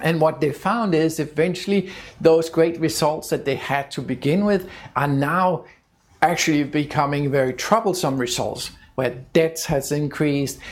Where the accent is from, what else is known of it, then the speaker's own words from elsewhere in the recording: Denmark; my home country of Denmark